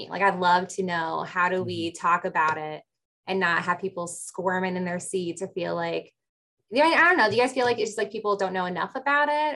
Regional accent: Chicago, Illinois, United States; growing up in Chicago area

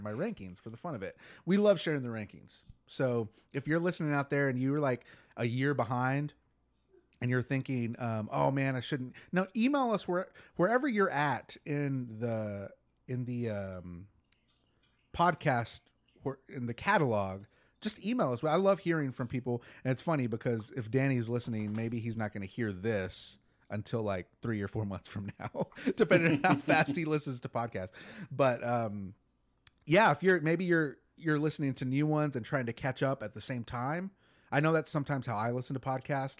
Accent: Texas, United States; we're from Texas

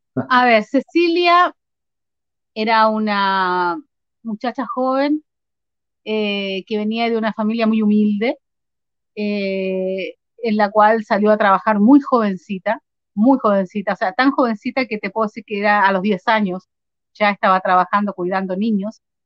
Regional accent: Concepción, Biobío, Chile; moved away as an adult; also born or lived in Arica, Chile; now in Argentina; Mi niñez em, la viví en Chile, en el sur de Chile, aunque nací en el norte-norte, en el límite con Perú, en Arica. Eh, después me crié en, en Concepción

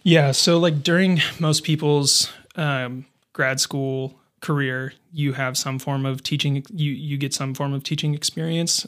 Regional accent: Fergus Falls, Minnesota, United States; moved away as an adult; also born or lived in Denver; I grew up in Fergus Falls

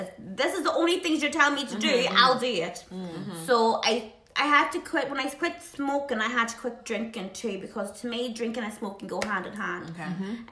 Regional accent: Ireland; now in United Kingdom; I'm Irish

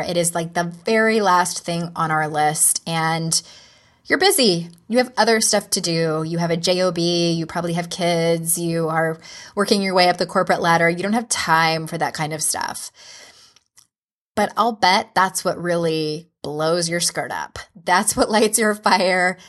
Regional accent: San Diego, California, United States; moved away as an adult; now in Utah, United States; I moved from San Diego to Utah in 2011, I think that was, I had only lived in one place my whole life.

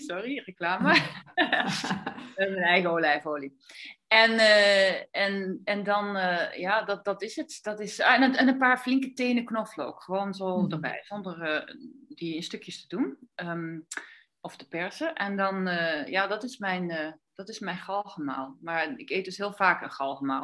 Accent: Netherlands; now in Andalusia, Spain; ik kom uit Nederland

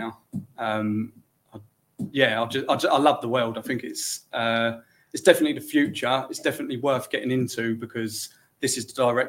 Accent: Kent, South East England, United Kingdom; I come from Kent

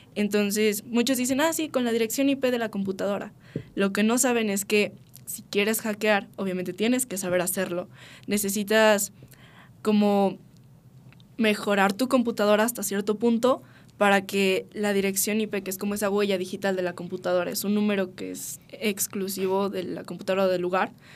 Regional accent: Mexico; en nuestro país, que es lo que nos incumbe como mexicanos

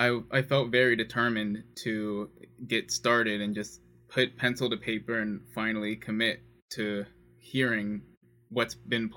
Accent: Lithonia, Georgia, United States; born or raised there

